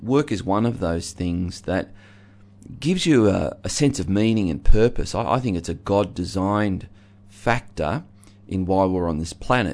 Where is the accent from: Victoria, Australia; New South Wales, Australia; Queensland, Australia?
Victoria, Australia; Geelong; I grew up in Geelong, a very working class